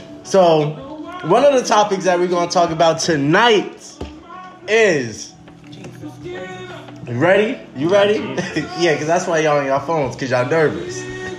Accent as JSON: {"language": "English", "region": "New Jersey", "country": "United States", "said": "I'm from Jersey."}